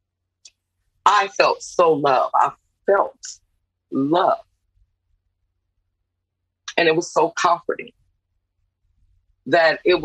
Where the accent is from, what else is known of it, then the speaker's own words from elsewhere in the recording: New Orleans, Louisiana, United States; I'm from New Orleans. My family is originate from New Orleans.